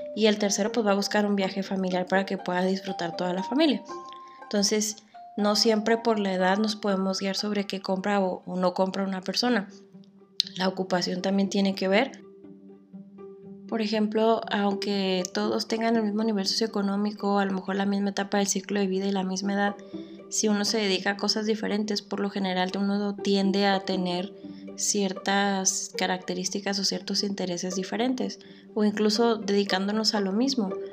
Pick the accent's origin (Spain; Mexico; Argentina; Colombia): Mexico; lo que más nos distingue a nosotros como mexicanos